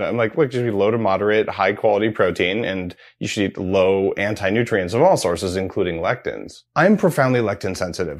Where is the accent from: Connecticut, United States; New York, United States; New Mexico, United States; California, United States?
New Mexico, United States; I grew up in New Mexico